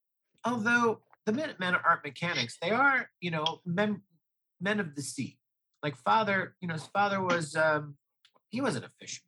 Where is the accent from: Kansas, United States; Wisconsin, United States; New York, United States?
Wisconsin, United States; Oh, yeah, tons of fish, but not sardines.